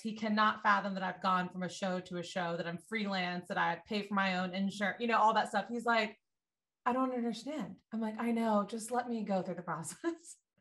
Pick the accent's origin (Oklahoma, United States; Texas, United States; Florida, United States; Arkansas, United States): Florida, United States; Destin; moved away as an adult; now in Santa Monica, United States; I'm from the South, right below Alabama on the Gulf Coast of Florida. It's called Destin